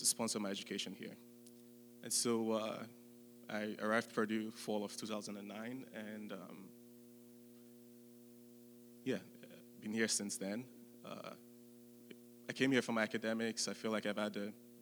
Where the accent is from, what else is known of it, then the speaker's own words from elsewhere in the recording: Nigeria; moved away as an adult; now in West Lafayette, United States; I was born in Nigeria. I grew up in Nigeria for the first 18 years